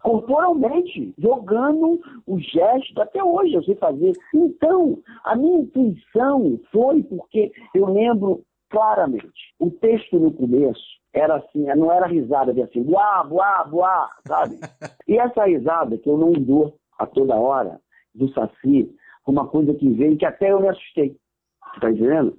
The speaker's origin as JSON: {"language": "Portuguese", "town": "Duque de Caxias", "region": "Rio de Janeiro", "country": "Brazil", "tie": "born or raised there", "said": "Eu nasci e fui criado em Caxias, na Baixada Fluminense"}